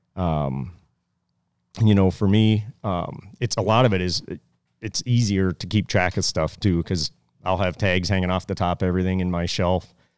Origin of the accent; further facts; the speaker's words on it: Pennsylvania, United States; moved away; I grew up in Pennsylvania